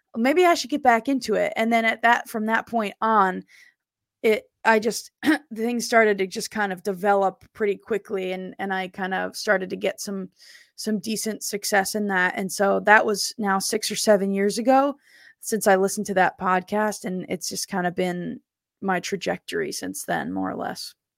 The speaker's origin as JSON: {"language": "English", "region": "New Jersey", "country": "United States", "said": "I'm from South Jersey"}